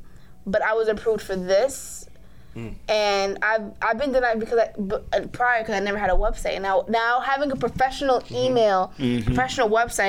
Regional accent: New York, United States; We're from New York.

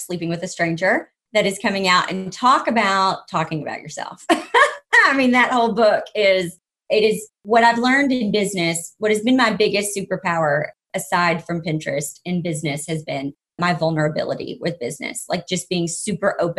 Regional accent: the South, United States; I grew up in the South

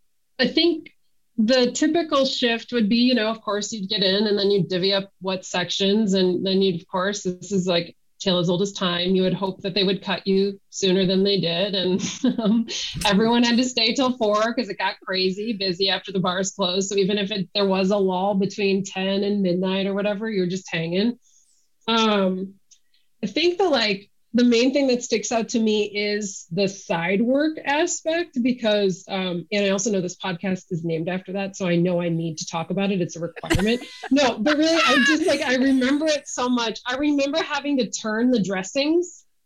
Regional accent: Wisconsin, United States; when I was growing up in Wisconsin, they were in just about every suburb.

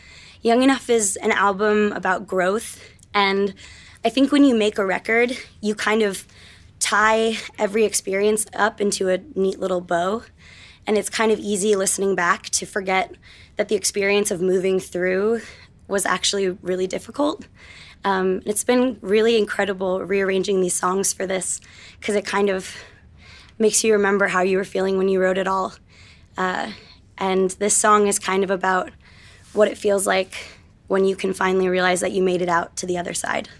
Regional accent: New York, United States; We're …. We're here from New York.

